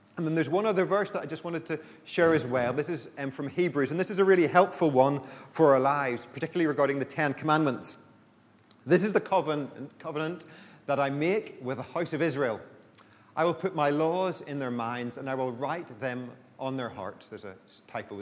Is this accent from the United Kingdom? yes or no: yes; Belfast, Northern Ireland, United Kingdom; I grew up in Belfast